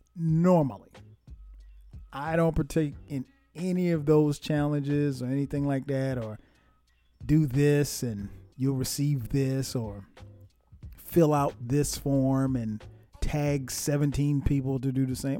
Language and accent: English; Florence, South Carolina, United States; my hometown, Florence, South Carolina